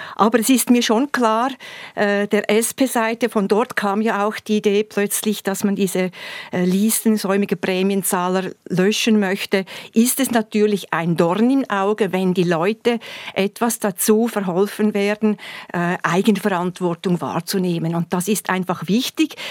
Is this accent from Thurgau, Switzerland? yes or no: yes; Thurgau, Switzerland; bei uns im Thurgau